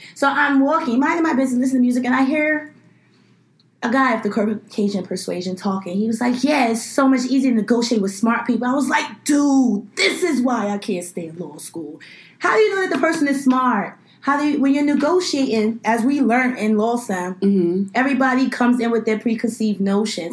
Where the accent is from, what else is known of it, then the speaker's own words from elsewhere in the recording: New York City, New York, United States; I grew up in Flatbush. I grew up in a very large Caribbean American community